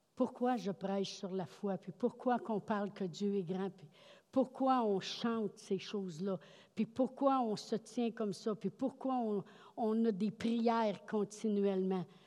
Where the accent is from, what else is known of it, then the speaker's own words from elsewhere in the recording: Quebec, Canada; on dit ça au Québec tout le temps